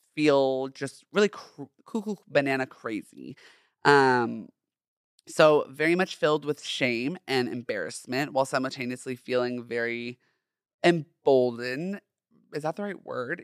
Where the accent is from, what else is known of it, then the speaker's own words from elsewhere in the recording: Orange County, Southern California, United States; I grew up in Southern California, in Orange County specifically